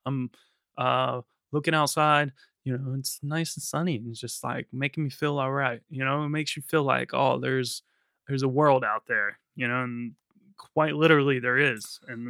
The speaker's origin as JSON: {"language": "English", "country": "United States", "moved": "yes", "lives_now": "United Kingdom", "said": "I'm the American."}